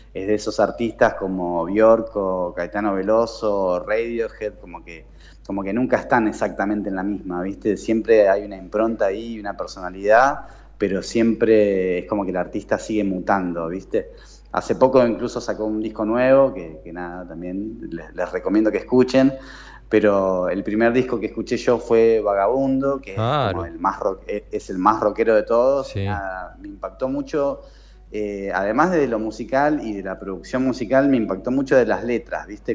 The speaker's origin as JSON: {"language": "Spanish", "region": "Buenos Aires", "country": "Argentina", "tie": "born or raised there", "said": "Soy porteño, sí, nací en Capital y viví por, ahora al menos eh, toda mi vida en Capital"}